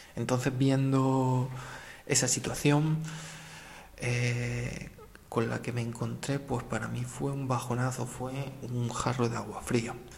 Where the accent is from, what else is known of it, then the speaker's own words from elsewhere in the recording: a village in the province of Jaén, Andalusia, Spain; moved away as an adult; also born or lived in Beas de Segura; un pueblo de mi misma provincia